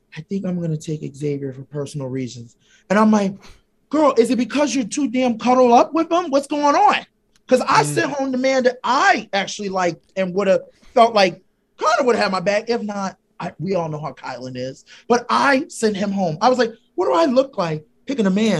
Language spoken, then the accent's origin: English; Philadelphia, Pennsylvania, United States; I'm from Philly